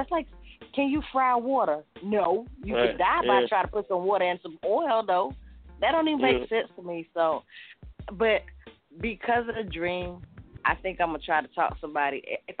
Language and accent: English; Jamaica; I have milked a cow before. Come on, I'm Jamaican.